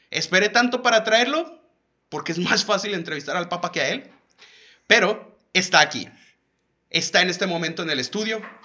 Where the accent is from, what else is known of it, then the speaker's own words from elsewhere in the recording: León, Guanajuato, Mexico; moved away; allá en León, o sea, de donde soy